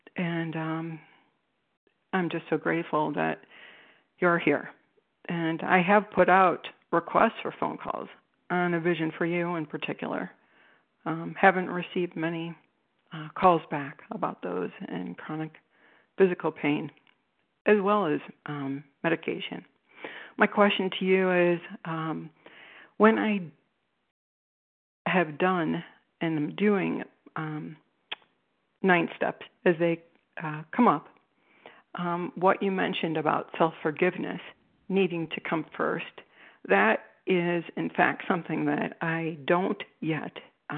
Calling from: Cleveland, Ohio, United States; I'm calling you from Cleveland, Ohio.

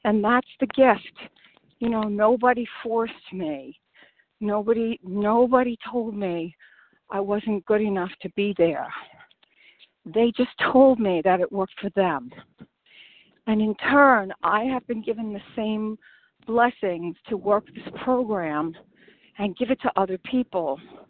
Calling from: St. Augustine, Florida, United States; I'm calling from St. Augustine, Florida.

